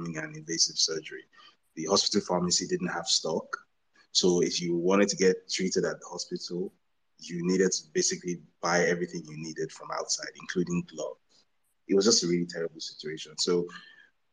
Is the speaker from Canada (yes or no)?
no; Badagry, Lagos, Nigeria; my hometown. So I come from a town called Badagry in Lagos, Nigeria